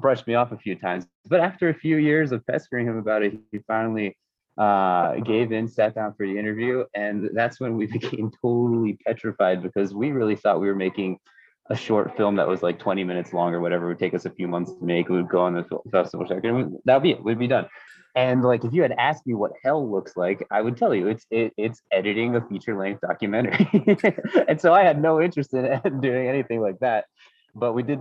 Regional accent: United States; I grew up in the United States

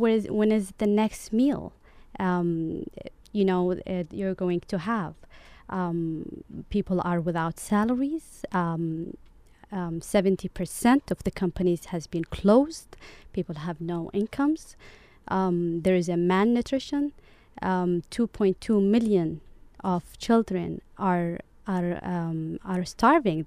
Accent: Yemen; moved away as an adult; now in Orange County, United States; part of me lives in Yemen

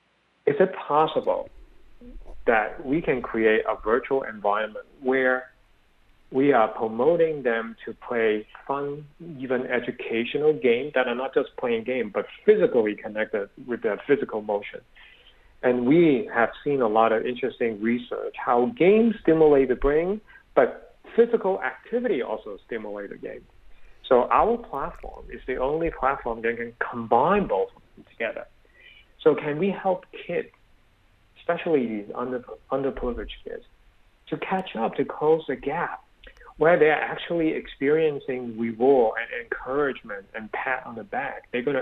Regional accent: Berkeley, California, United States; I'm a product of Berkeley, so people always say I'm from the Republic of Berkeley, so I'm very liberal.

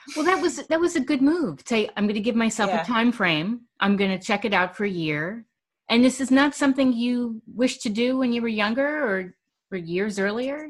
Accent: New York City, New York, United States; my life really consisted of fast food growing up in New York City

